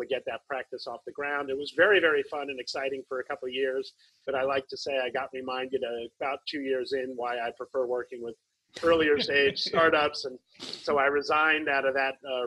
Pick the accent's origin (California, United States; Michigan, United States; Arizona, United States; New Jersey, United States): New Jersey, United States; moved away as an adult; also born or lived in New York; now in Berkeley, United States; I grew up in New York, New Jersey area, mostly grew up in Jersey, born in New York, mostly grew up in Jersey